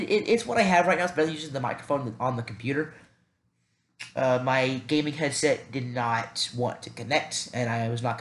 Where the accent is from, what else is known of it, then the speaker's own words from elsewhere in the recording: the South, United States; I am from the South, so if there's a heavy accent